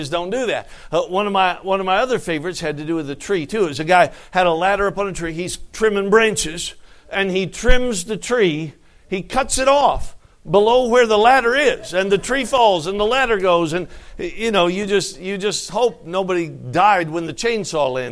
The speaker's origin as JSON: {"language": "English", "region": "Alaska", "country": "United States", "said": "I'm from Alaska"}